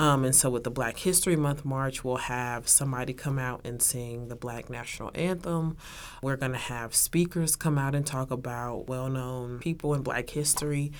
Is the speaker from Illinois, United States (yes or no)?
no; Texas, United States; moved away as an adult; now in Oklahoma, United States; I'm from Texas